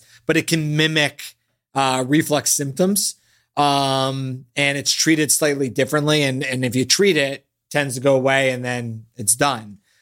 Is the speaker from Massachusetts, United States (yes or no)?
yes; Boston, Massachusetts, United States; moved away; That's where I was born